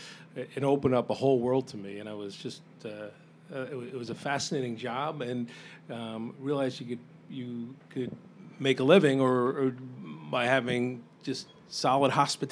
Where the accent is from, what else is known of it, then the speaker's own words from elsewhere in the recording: New Jersey, United States; I grew up in New Jersey, not too far from where we are here